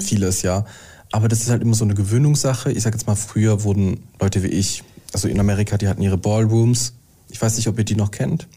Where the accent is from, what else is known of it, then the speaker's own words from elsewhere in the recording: Mannheim, Baden-Württemberg, Germany; moved away; ich komme aus Mannheim